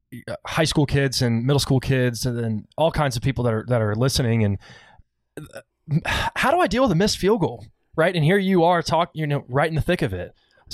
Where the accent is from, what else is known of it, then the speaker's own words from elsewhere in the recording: Dallas, Texas, United States; I'm from Dallas. I'm actually from Highland Park. I mean, I can see Highland Park football field from my window.